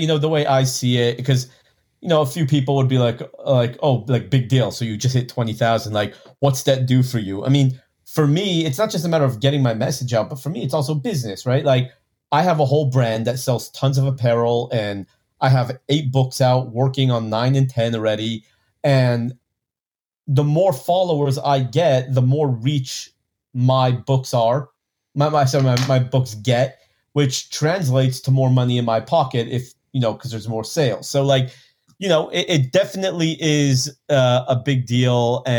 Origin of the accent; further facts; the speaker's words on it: Texas, United States; I'm from Texas.